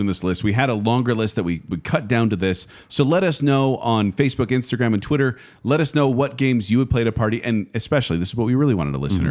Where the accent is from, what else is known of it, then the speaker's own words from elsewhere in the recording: United States; I'm an American